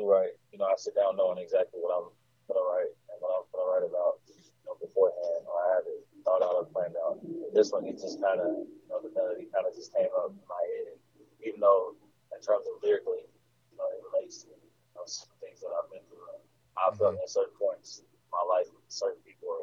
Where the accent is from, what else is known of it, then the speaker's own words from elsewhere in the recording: Mississippi, United States; also born or lived in Germany; That's where I've spent the majority of my life. I wasn't born here, but I spent the majority of my life